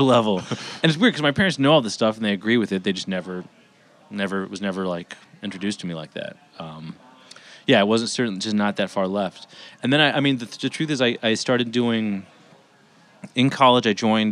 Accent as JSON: {"language": "English", "town": "Los Angeles", "region": "California", "country": "United States", "tie": "born or raised there", "also_born_or_lived": "Bay Area", "said": "I grew up in Los Angeles"}